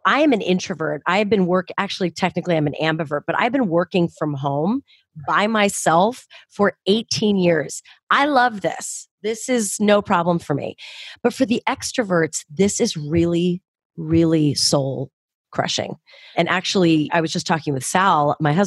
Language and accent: English; Southern California, United States; I grew up in Southern California